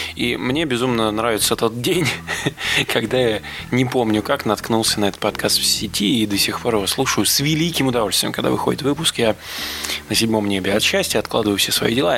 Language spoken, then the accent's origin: Russian; Moscow Oblast, Russia; я родом из Подмосковья